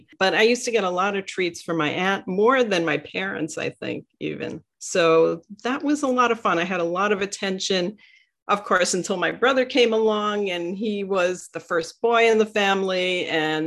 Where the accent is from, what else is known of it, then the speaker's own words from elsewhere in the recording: New York City, New York, United States; I grew up in Sheepshead Bay, Brooklyn